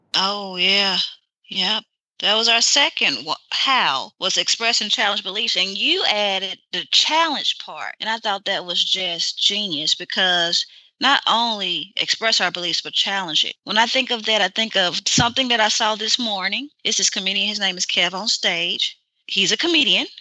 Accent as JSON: {"language": "English", "region": "Mississippi", "country": "United States", "said": "I'm from Mississippi"}